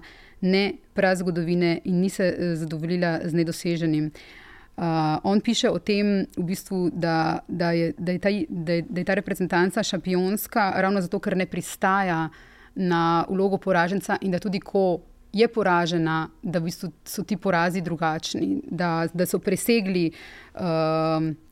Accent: Slovenia

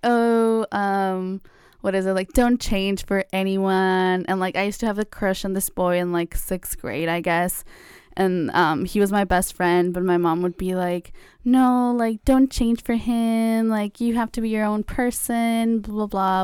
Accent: Mexico; now in United States; I grew up in Mexico, so, like, it was also very different. I, like, n, since I moved to the U S

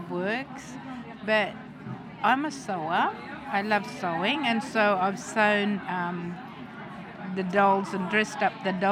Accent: Mossman, Queensland, Australia; I am a traditional elder in the Googie Yalindu tribe in Mossman

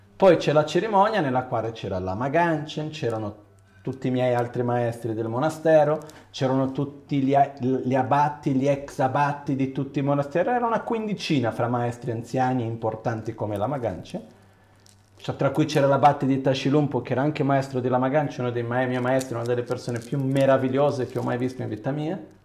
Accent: Brazil; sono occidentale, sono brasiliano

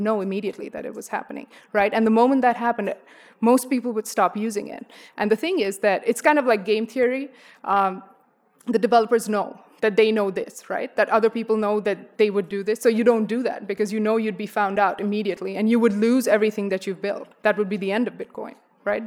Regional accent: India; moved away; I'm from India.

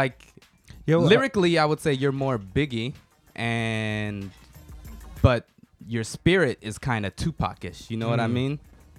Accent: Atlanta, Georgia, United States; you know, I'm from Atlanta.

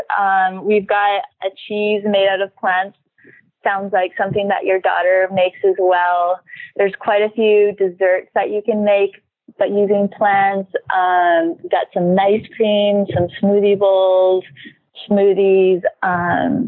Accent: Saskatchewan, Canada; moved away as an adult; now in Hawaii, United States; I grew up in Saskatchewan, Canada.

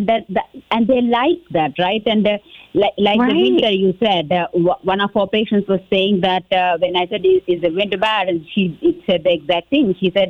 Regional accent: Texas, United States; me being the Texan and everything

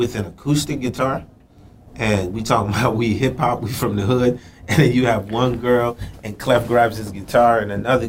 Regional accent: New York City, New York, United States; also born or lived in Haiti / New Jersey; Born in Haiti, raised in Brooklyn, New York City, then moved to New Jersey.

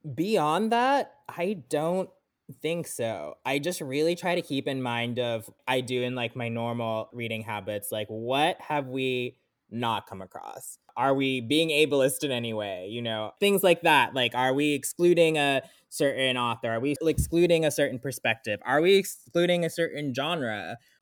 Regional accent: South Florida, United States; moved away as an adult; also born or lived in California / Sri Lanka (ancestry); now in Louisville, United States; I mostly grew up in South Florida

